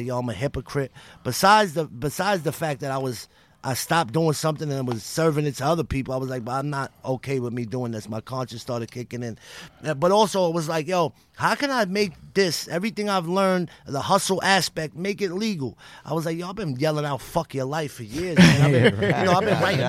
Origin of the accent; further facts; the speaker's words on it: New York City, New York, United States; from growing up in Brooklyn